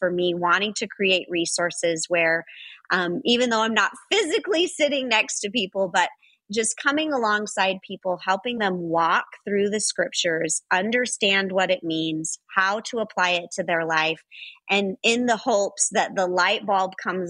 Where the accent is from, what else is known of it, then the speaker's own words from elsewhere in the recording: Los Angeles, California, United States; I grew up in Los Angeles